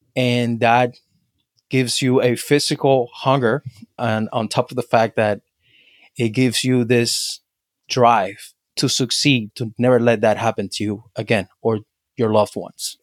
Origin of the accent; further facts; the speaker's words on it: Havana, Cuba; now in United States; I was born and raised in Cuba, in Havana